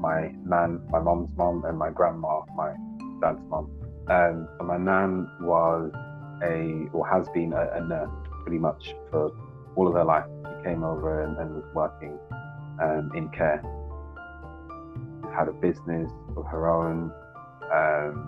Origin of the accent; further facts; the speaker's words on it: Birmingham, West Midlands, United Kingdom; moved away as an adult; I grew up in Birmingham up until the age of 18, when I left home and went off to study and explore the world.